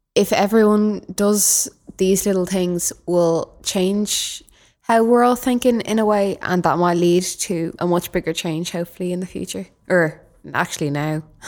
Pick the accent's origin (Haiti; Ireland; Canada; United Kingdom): Ireland; Dublin, Leinster; I'm from Dublin.